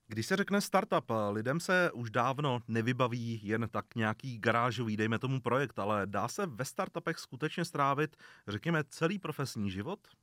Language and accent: Czech; Czechia; Jako Češi jsme většinou, nebo aspoň vnímám, konzervativní národ